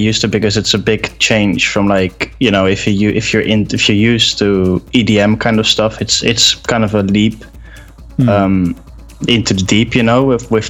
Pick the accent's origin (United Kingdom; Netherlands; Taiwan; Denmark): Netherlands; Spijkenisse, South Holland; also born or lived in Slovenia; now in Rotterdam, Netherlands; I'm from a place called Spijkenisse, which is, literally like 10 miles to the south